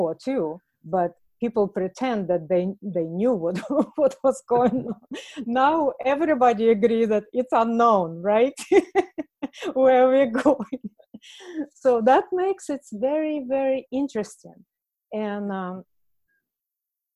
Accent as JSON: {"language": "English", "country": "Russia", "second_language": "English", "moved": "yes", "said": "I'm from Russia, so when I was a child"}